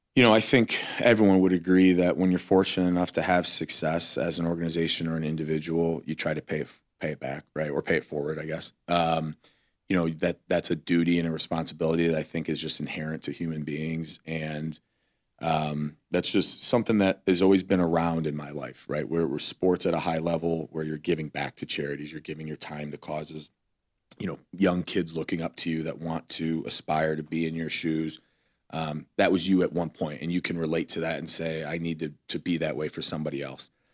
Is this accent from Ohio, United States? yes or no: yes; Cleveland, Ohio, United States; moved away; we were living in Cleveland